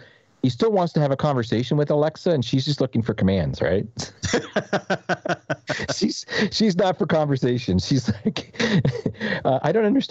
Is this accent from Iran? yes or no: no; Saint John, New Brunswick, Canada; now in Portland, United States; microbreweries that are based in my hometown of St. John that did not exist when I was there at all